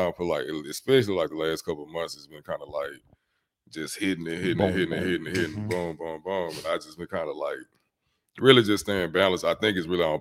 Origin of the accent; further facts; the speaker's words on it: Memphis, Tennessee, United States; I'm from Memphis